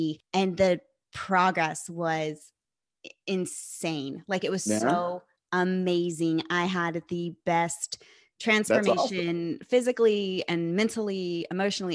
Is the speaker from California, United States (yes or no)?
yes; California, United States; I'm from California